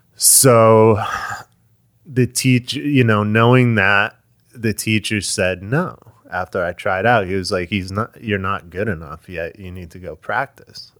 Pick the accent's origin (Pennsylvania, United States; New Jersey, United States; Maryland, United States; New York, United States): New Jersey, United States; Short Hills; moved away as an adult; now in Florida, United States; I'm from Short Hills